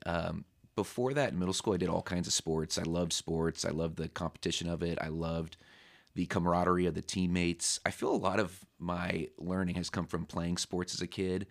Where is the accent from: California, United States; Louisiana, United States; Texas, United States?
California, United States; San Diego; moved away as an adult; also born or lived in Temecula, California / Los Angeles, California; now in Pennsylvania, United States; I was born in San Diego, and then when I was about sixth or seventh grade, my parents moved out to the desert in Temecula